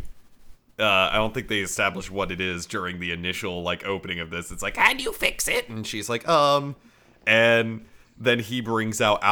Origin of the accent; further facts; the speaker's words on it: United States; I'm an American!